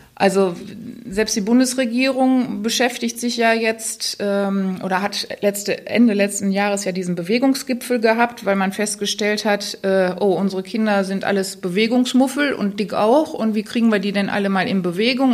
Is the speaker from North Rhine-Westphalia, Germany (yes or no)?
yes; Remscheid, North Rhine-Westphalia, Germany; ich komme ja aus Remscheid